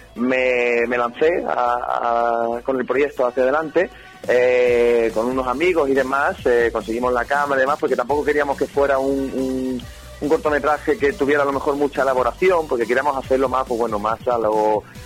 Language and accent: Spanish; Algeciras, Andalusia, Spain; soy de Algeciras, de, ciudad de Algeciras, donde apenas por no decir nada, se mueve cine aquí